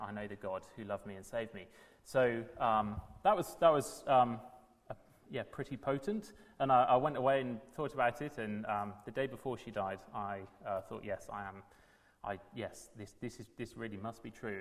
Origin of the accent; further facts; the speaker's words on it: South Wales, United Kingdom; moved away as an adult; also born or lived in Manchester; now in London, United Kingdom; I'm from South Wales